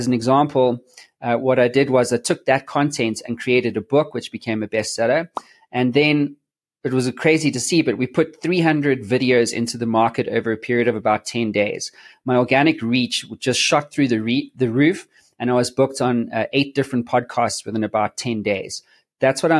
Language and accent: English; South Africa; I'm from South Africa